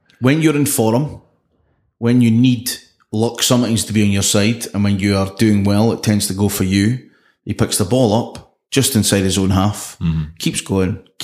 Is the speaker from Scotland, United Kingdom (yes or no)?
yes; Scotland, United Kingdom; as a Scotsman